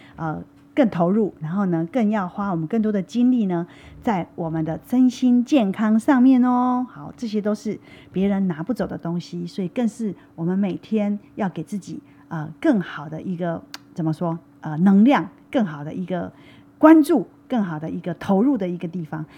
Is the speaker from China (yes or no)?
no; Taiwan; 我们台湾其实是这个所谓的就是，呃，到处都是饮料店嘛